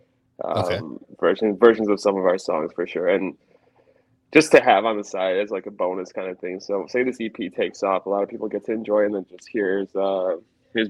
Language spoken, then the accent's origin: English; Chicago, Illinois, United States; all of us kind of grew up in Chicago